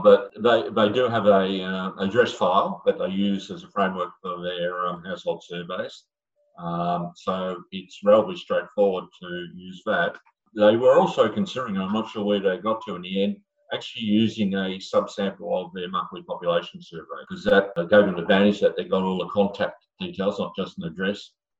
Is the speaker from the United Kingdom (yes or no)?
no; Australia; I was invited to write a few as Australian statistician.